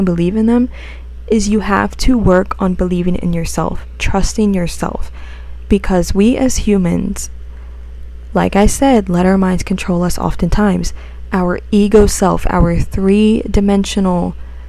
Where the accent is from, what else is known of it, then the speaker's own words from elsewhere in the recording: United States; accent: American; my American way